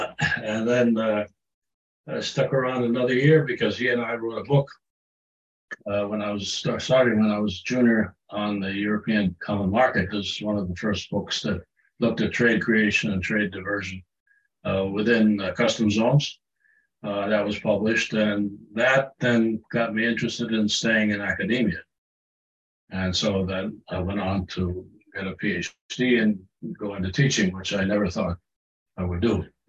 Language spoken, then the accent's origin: English; Germany; born there; also born or lived in United Kingdom; Well, I was born in Germany.